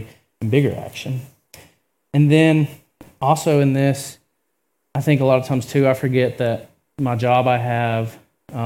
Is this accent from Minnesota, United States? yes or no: no; Georgia, United States; I'm also from Georgia